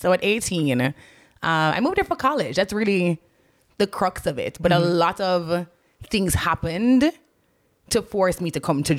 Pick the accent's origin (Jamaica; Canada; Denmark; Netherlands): Jamaica; moved away as an adult; also born or lived in Kingston, Jamaica; now in Atlanta, United States; my life growing up in Jamaica.